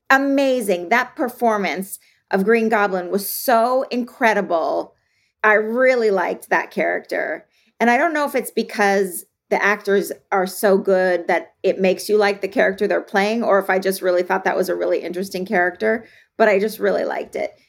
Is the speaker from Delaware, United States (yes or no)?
no; Los Angeles, California, United States; I'm from Los Angeles